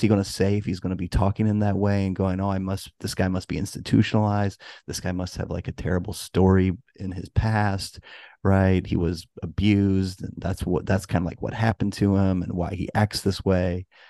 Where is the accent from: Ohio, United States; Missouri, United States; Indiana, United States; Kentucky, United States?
Missouri, United States; St. Louis; I'm from Saint Louis and I went to a Saint Louis high school